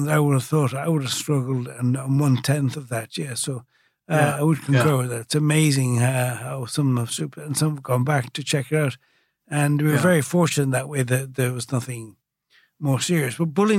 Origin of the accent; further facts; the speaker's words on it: Brazil; born there; So I was born in Brazil, came from a different background altogether